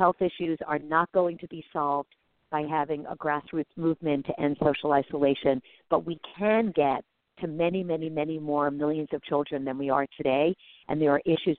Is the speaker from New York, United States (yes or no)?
yes; New York City, New York, United States; I grew up in New York City